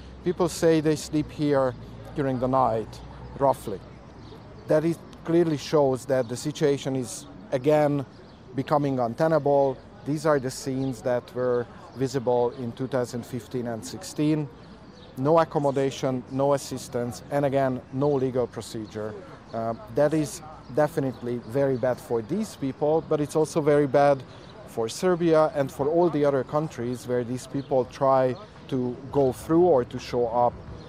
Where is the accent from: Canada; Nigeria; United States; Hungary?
Hungary; Because I am from Hungary.